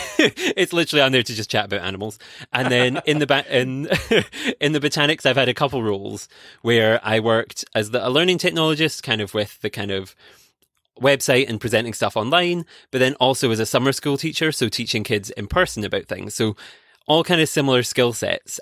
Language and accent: English; Scotland, United Kingdom; I grew up in Scotland